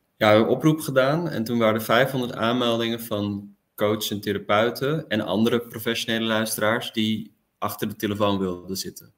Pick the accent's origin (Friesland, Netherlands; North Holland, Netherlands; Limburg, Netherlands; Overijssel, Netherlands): North Holland, Netherlands; Amsterdam; also born or lived in Delft; now in The Hague, Netherlands; Ik woon nu in Den Haag en ik ben geboren in Amsterdam